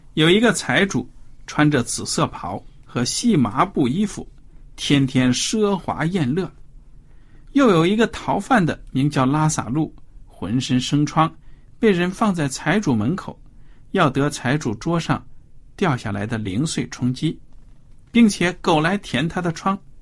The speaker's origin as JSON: {"language": "Chinese", "country": "China", "said": "我们中国人"}